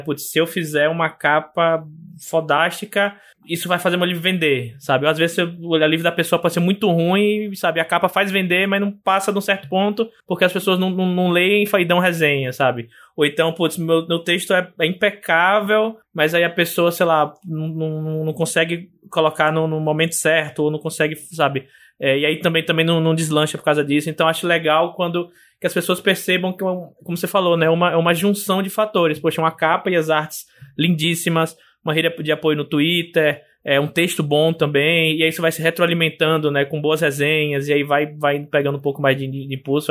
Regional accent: Aracaju, Sergipe, Brazil; no meu, no meu estado natal, em Sergipe, na cidade de Aracaju

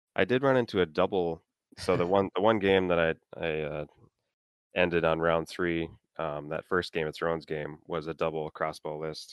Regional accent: Minnesota, United States; I'm from Minnesota

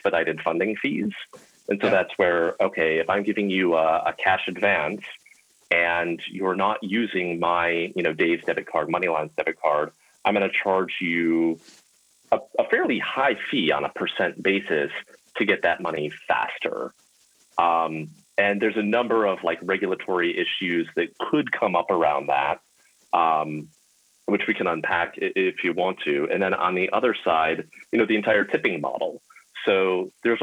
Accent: Illinois, United States; the senator from my home state

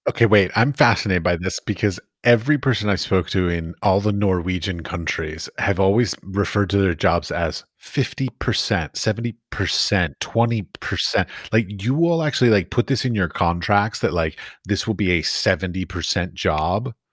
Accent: United States; I'm American

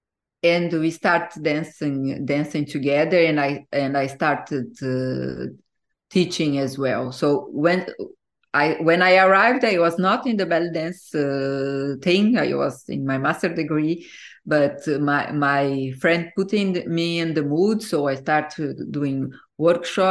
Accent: Brazil; moved away as an adult; also born or lived in Portugal / Egypt / New Zealand; now in France; when I moved from Brazil to Portugal, it was when I finished my university.

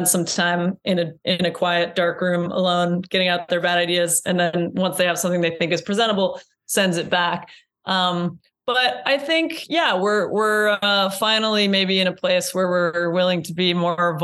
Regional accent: Iowa, United States; now in Brooklyn, United States; I'm from Iowa

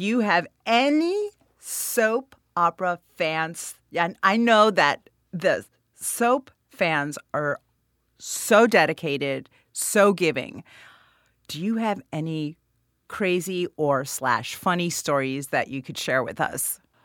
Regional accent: Florida, United States; I'm from Florida

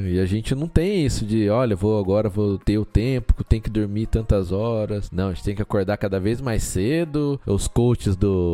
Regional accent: São Paulo, Brazil; now in Portugal; a gente é de São, São Paulo.

